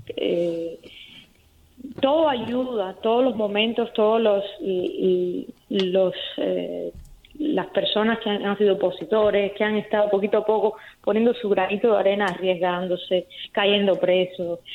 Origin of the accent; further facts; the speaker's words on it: Cuba; moved away; una característica muy particular que existe en mi país, en Cuba